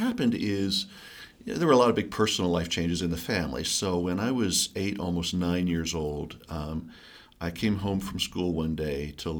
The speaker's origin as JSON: {"language": "English", "region": "East Coast", "country": "United States", "lives_now": "Colorado, United States", "said": "Yeah, so I love Colorado. I'm from the East Coast, but I'm so glad I found Colorado."}